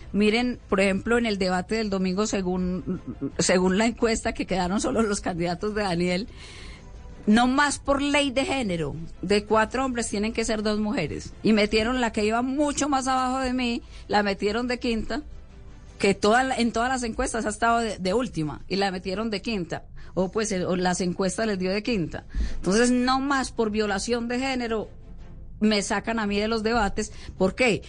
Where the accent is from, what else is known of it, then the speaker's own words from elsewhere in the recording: Ituango, Antioquia, Colombia; yo nací en Santa Rita de Ituango.